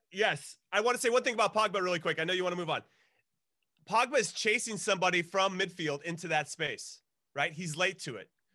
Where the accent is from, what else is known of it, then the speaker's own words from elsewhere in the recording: United States; as an American